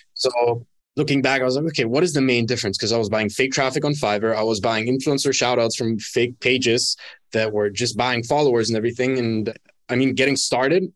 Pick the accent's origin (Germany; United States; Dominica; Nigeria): Germany; moved away as an adult; also born or lived in Dubai; now in Bali, Indonesia; born and raised in Germany, moved out from my hometown when I was 18